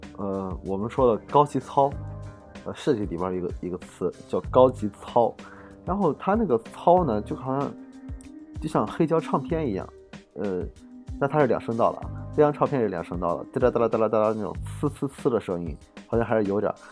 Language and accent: Chinese; Shandong, China; 我是山东人